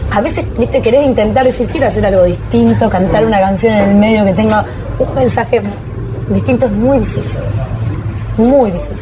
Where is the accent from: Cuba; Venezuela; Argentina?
Argentina; Arequito, Santa Fe; llego a Arequito, que es un pueblo, un pueblo, se podría decir frío, no, no crítica porque yo amo a mi pueblo